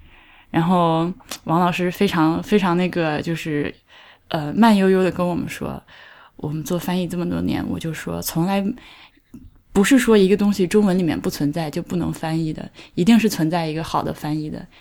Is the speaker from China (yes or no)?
yes; China; 就是我们中国人民有的时候身上有一种天真，就是天真淳朴的